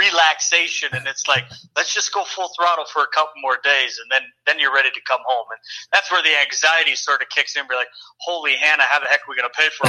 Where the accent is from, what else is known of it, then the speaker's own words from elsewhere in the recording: California, United States; now in Montana, United States; growing up in California